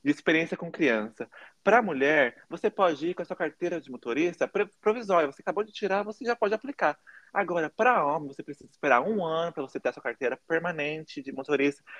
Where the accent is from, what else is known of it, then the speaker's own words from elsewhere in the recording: Taubaté, São Paulo, Brazil; moved away as an adult; now in United States; Eu nasci no Brasil, em Taubaté, interior de São Paulo, e eu me mudei